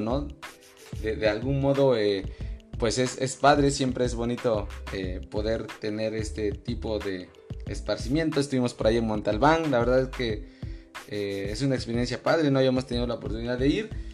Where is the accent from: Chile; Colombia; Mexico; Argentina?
Mexico; yo no quiero ser español mm, y no quiero dejar de ser mexicano.